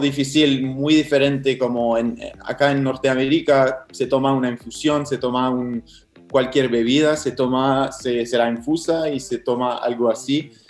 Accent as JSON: {"language": "Spanish", "town": "Montreal", "region": "Quebec", "country": "Canada", "tie": "born or raised there", "second_language": "Spanish", "said": "un canadiense francés que no tenía ninguna relación con Sudamérica o con el mate, con nada de eso. Hace, hace cinco años estaba estudiando en topografía eh, acá en Montreal, eh, donde vivo, donde nací"}